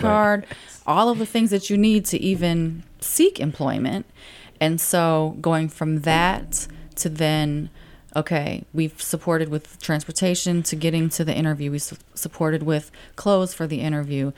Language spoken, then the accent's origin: English; St. Louis, Missouri, United States; I'm born and raised in Saint Louis City